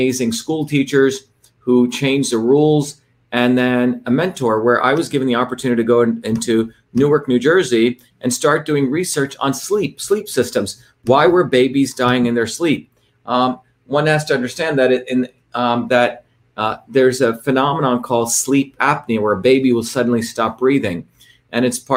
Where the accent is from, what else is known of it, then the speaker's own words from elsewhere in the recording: India; moved away; also born or lived in Bombay, India / South Indian village; I grew up in India when I was up until 7 years old in this crazy city called Bombay, which is chaotic city, but highly diverse